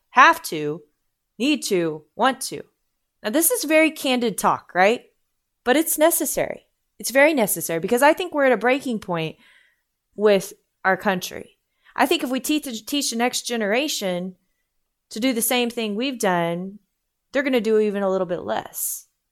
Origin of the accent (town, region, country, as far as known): United States